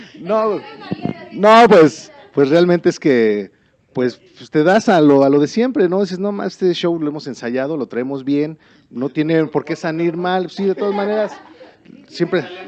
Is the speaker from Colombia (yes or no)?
no; Ecatepec, State of Mexico, Mexico; yo soy de Catepec, yo soy del, del barrio